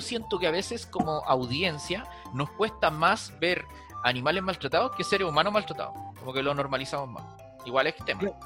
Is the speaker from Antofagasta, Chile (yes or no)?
no; Los Ángeles, Biobío, Chile; now in Santiago, Chile; Yo soy de Los Ángeles